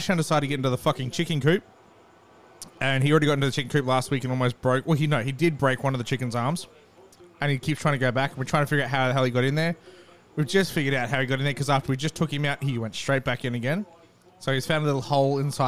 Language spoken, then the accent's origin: English; Gold Coast, Queensland, Australia; I grew up on the Gold Coast